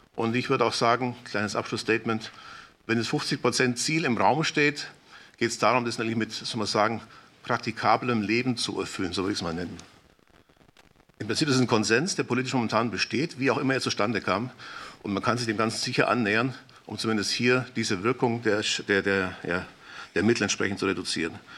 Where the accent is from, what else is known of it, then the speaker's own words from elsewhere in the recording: Swabian Jura, Baden-Württemberg, Germany; Schwäbische Alb als Beispiel, da komme ich aus der Ecke, komme ich ungefähr her